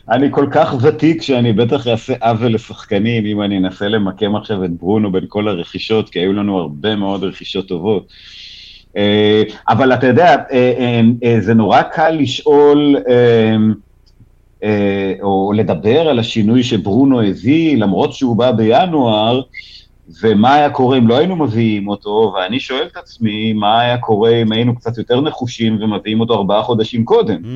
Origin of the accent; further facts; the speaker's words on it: Haifa, Haifa District, Israel; אז זהו, בתור חיפאי אני זוכר גם את זה.